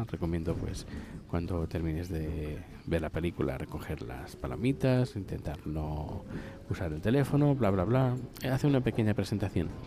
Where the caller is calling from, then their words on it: Buenos Aires, Argentina; de Buenos Aires, Argentina